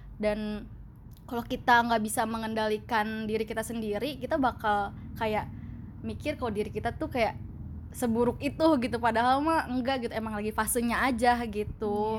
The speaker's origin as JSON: {"language": "Indonesian", "town": "Tangerang", "region": "Banten", "country": "Indonesia", "moved": "as an adult", "lives_now": "Bandung, Indonesia", "said": "gue sebagai orang Tangerang yang bobrok"}